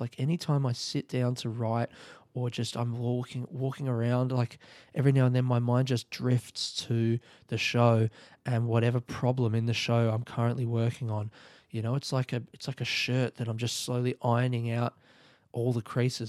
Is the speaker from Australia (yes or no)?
yes; South Australia, Australia; moved away; I'm in South Australia and it's, like, home.